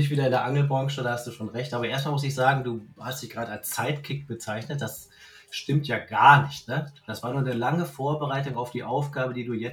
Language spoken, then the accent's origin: German; Münster, North Rhine-Westphalia, Germany; ich wollte meine Heimat zurückziehen nach Münster